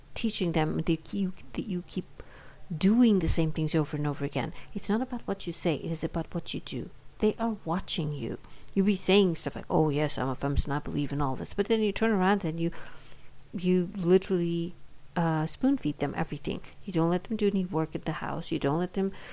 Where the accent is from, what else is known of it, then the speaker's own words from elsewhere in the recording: India; now in United States; Being an Indian immigrant and having lived in India um, until I moved to the United States